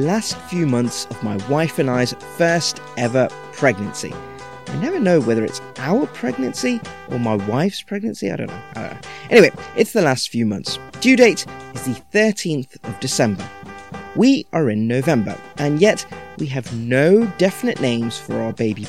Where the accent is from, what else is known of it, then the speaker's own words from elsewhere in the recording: United Kingdom; we're British Indians